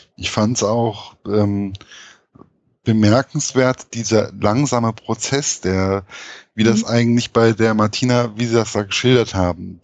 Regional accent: Hesse, Germany; als Hesse

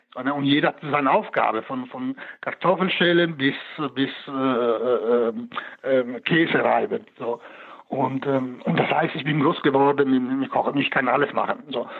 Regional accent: Italy; moved away; als Italiener, ich beherrsche die, die, die, die Sprache

